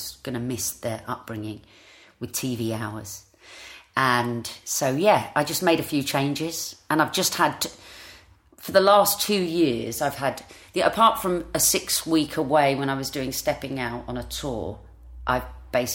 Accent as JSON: {"language": "English", "town": "Ilford", "region": "London", "country": "United Kingdom", "tie": "born or raised there", "also_born_or_lived": "Barkingside", "said": "I was born in Ilford in Essex and I went to Ursuline Convent in Ilford for a while"}